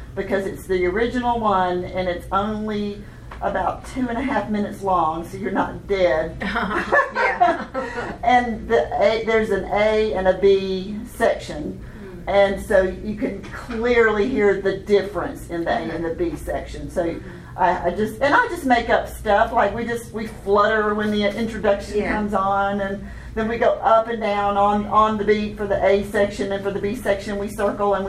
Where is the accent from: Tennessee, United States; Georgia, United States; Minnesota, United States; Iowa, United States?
Georgia, United States; Augusta; now in Knoxville, United States; I grew up in Augusta, North Augusta, but Augusta, Georgia.